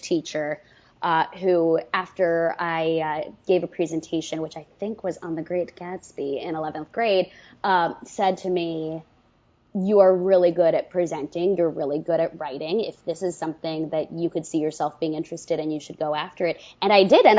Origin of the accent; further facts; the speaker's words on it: Westchester, New York, United States; moved away; also born or lived in Orlando; I'm from Westchester originally, which is like a half hour outside New York City.